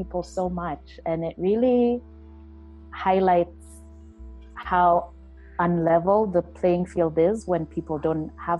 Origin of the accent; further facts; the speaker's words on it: Asembo, Siaya County, Kenya; this is my hometown village. It's, you know, a place that's very close to my heart. I know so many of the families from around there.